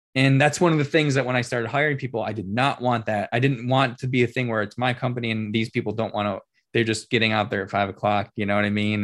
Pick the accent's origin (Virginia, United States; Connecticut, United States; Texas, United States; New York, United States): New York, United States; Rochester; I'm born and raised in Rochester